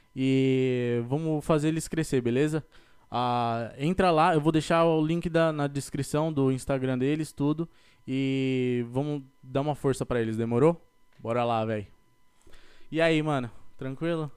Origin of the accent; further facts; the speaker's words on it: São Paulo, Brazil; now in United States; eu sou da, de São Paulo, capital